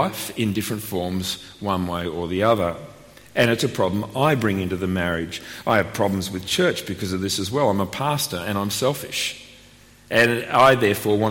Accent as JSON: {"language": "English", "town": "Melbourne", "region": "Victoria", "country": "Australia", "tie": "born or raised there", "also_born_or_lived": "Sydney", "moved": "yes", "lives_now": "Canberra, Australia", "said": "I was born in Melbourne"}